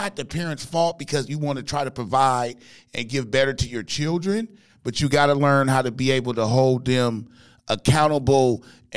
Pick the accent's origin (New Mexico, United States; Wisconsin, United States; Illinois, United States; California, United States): California, United States; Compton; I grew up in Compton, California. I went to like 13 elementary schools